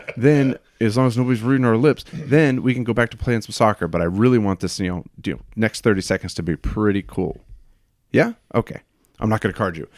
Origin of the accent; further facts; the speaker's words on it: Hanford, California, United States; now in Washington, United States; Born in a, a, a little truck stop town called Hanford